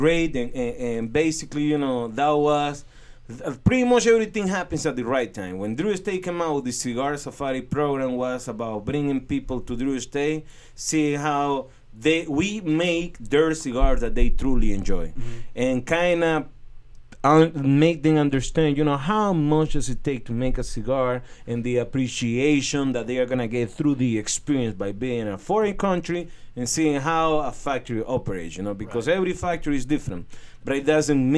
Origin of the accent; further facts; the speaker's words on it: Estelí, Nicaragua; the tobacco industry in my hometown is the big engine that moved the economy